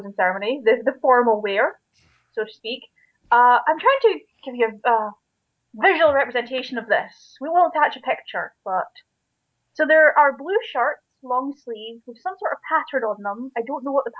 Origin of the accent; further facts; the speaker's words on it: Scotland, United Kingdom; it's really fun being Scottish